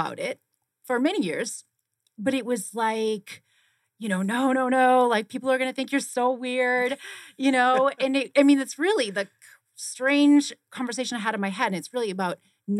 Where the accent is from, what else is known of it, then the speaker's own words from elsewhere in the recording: Boston, Massachusetts, United States; born there; now in Arizona, United States; I was born in Boston, Massachusetts, and I went to school for kinesiology and exercise science and physiology in New Hampshire.